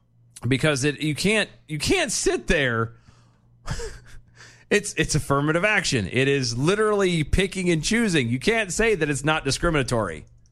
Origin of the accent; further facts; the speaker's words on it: United States; we're American